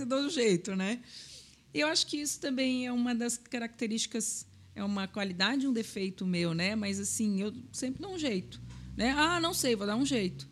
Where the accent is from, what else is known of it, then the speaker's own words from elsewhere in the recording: Florianópolis, Santa Catarina, Brazil; eu sou de Florianópolis